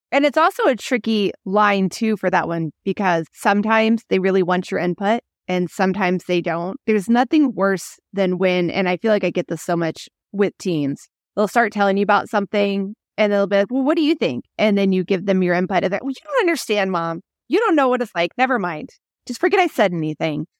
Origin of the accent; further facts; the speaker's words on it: Midwest, United States; now in Phoenix, United States; When I grew up in the Midwest, you go to the school that you're in, that area, that's it.